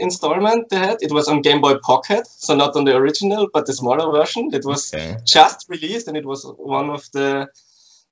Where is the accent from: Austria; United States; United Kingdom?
Austria; Graz, Styria; I'm from Graz, which is the second biggest city in Austria, in Central Europe